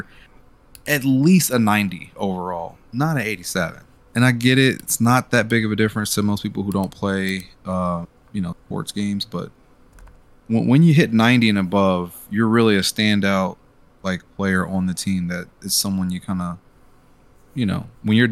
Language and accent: English; Cincinnati, Ohio, United States; we are local boys